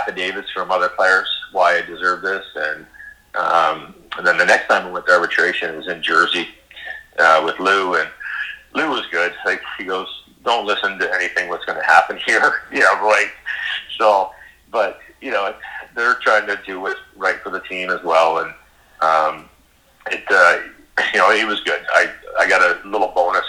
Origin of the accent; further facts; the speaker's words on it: Kingston, Ontario, Canada; good friends of my parents growing up in Kingston